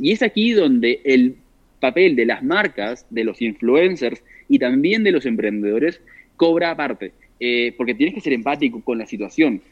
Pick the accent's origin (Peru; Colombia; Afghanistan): Peru; yo soy de Perú